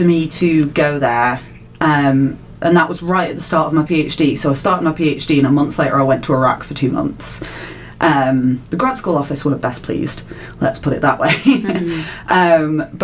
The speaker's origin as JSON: {"language": "English", "area": "Lake District", "region": "North West England", "country": "United Kingdom", "said": "I'm from the Lake District"}